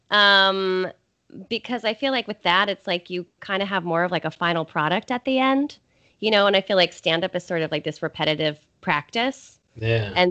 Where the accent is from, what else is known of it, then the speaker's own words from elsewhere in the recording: Colorado, United States; I'm from Colorado, so